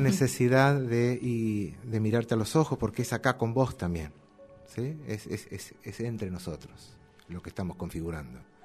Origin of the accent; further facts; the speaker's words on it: Quilmes, Buenos Aires Province, Argentina; nacido y criado en Quilmes